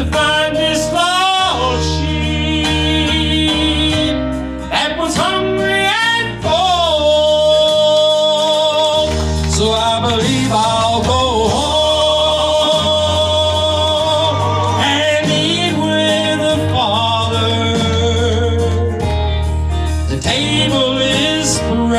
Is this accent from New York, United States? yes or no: no; Portage, Indiana, United States; I'm from Portage, Indiana.